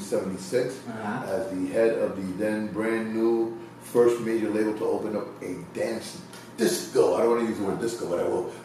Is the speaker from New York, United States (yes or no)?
yes; New York, United States; also born or lived in Puerto Rico; I came to New York when I was 3.